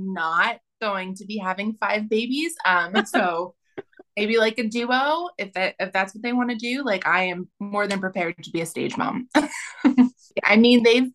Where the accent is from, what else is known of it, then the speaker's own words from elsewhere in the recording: New Jersey, United States; moved away as an adult; also born or lived in Austin, Texas; I'm originally from New Jersey